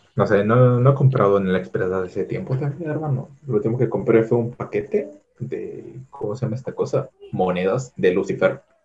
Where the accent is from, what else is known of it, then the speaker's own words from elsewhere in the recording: Peru; al menos en mi país